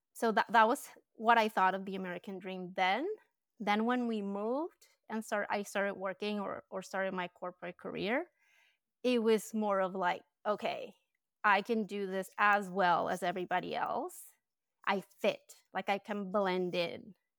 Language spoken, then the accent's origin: English; Colombia; English is a second language; moved away as an adult; now in United States; I was born and raised in Colombia. I was I lived there until I was twenty-five.